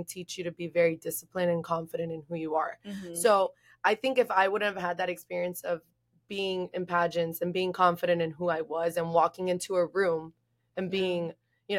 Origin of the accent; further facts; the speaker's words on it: Miami, Florida, United States; growing up in Miami